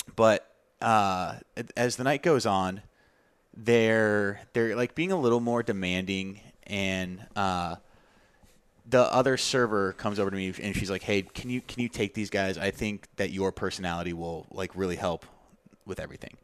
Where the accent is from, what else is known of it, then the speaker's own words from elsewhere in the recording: Tucson, Arizona, United States; my hometown, Tucson, Arizona.